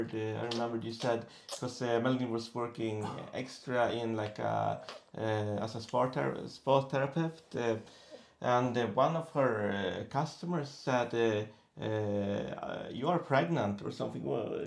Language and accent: English; Boden, Norrbotten County, Sweden; moved away as an adult; also born or lived in Oslo, Norway; I'm 40 years old. I'm from Sweden, from the very north of Sweden, a small town called Boden.